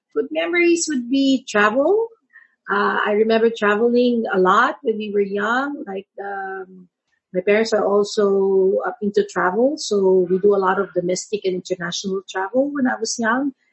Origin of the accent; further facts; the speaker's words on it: San Juan, Metro Manila, Philippines; I grew up in Manila San Juan, it's called